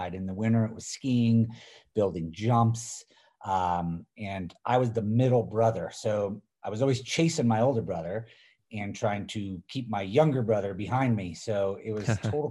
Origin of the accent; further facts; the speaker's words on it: Middlebury, Vermont, United States; I grew up on basically the slopes of Vermont. Born and raised in Middlebury